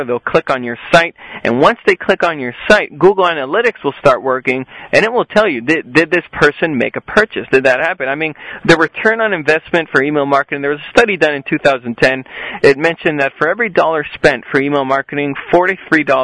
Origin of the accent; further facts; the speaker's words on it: southern Spain, Spain; also born or lived in Las Vegas, Nevada, United States; I lived there until I was only 4 years old, and then my mother, she decided to move back to Spain, get out of the whole Vegas life. We went down to the southern part of Spain